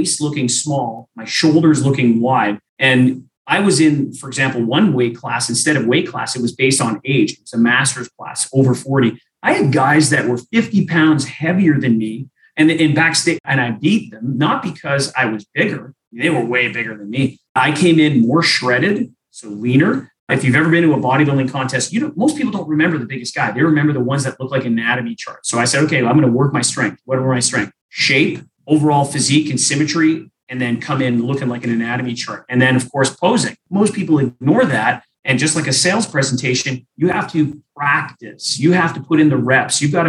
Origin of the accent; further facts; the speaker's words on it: Winnipeg, Manitoba, Canada; I'm from Winnipeg, Canada